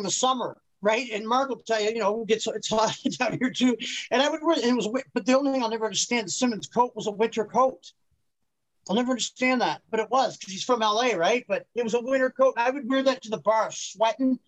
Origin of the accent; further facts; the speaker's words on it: Petrolia, Ontario, Canada; I'm from Petroleum, Ontario. That's just outside of Sarnia, really. It's a population of 4,000